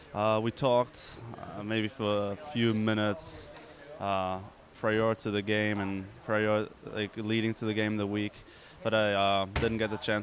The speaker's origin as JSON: {"language": "English", "town": "Cologne", "region": "North Rhine-Westphalia", "country": "Germany", "tie": "born or raised there", "also_born_or_lived": "Western Michigan", "moved": "yes", "said": "It was also my hometown, Cologne"}